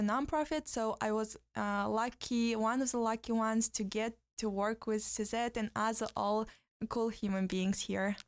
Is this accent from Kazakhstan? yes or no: yes; southwest Kazakhstan, Kazakhstan; moved away as an adult; also born or lived in Astana; I'm from Kazakhstan myself. So, I c, uh, originally, uh, my hometown is, uh, in the west, southwest of Kazakhstan